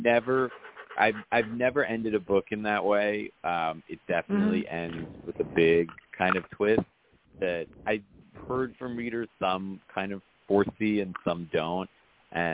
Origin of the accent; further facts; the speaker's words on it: New York City, New York, United States; I grew up in New York City